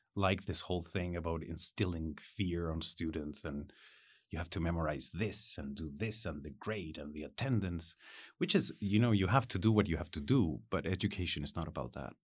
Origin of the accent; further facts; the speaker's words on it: Ritoque, Valparaíso, Chile; I was born in Ritoque.